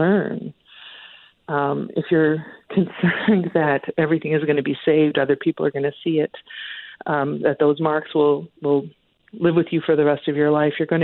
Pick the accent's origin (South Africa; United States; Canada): Canada; we're so Canadian